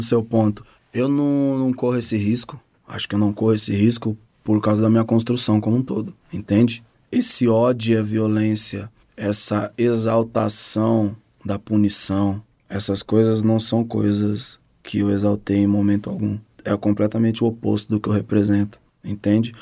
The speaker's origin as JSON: {"language": "Portuguese", "region": "São Paulo", "country": "Brazil", "said": "eu sou de São Paulo"}